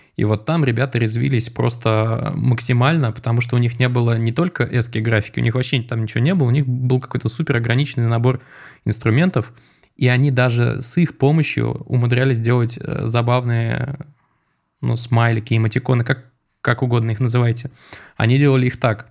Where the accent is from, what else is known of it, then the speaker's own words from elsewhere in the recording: Moscow, Russia; я вырос э, в Чертаново, в доме, за которым сразу был такой холм.